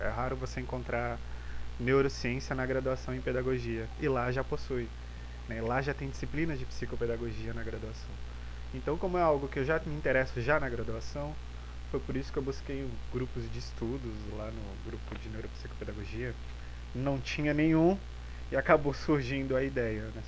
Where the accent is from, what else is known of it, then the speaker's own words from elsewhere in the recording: Florianópolis, Santa Catarina, Brazil; also born or lived in Porto Alegre; sou de Florianópolis, mas eu estou transitando sempre eh, entre Florianópolis e Porto Alegre.